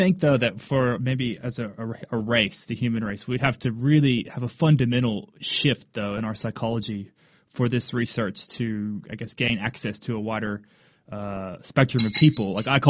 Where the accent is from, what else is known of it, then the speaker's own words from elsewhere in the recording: Kentucky, United States; moved away; I'm originally from Kentucky. I don't live there anymore